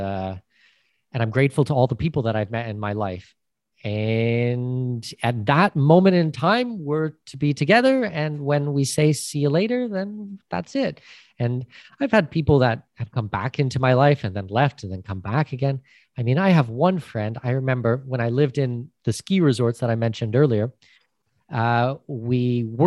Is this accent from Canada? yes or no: yes; Canada; first language English; moved away as an adult; also born or lived in Panama; I'm Canadian with Danish heritage